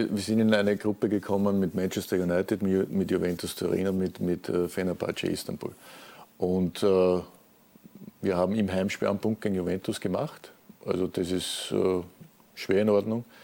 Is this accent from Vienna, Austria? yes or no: yes; Vienna, Austria; als Wiener natürlich auch äh, aufgewachsen worden mit diesem Turnier